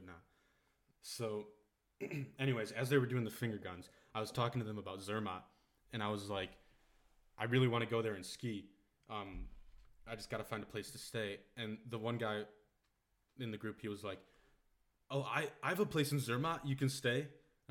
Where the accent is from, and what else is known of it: Wisconsin, United States; moved away as an adult; now in Germany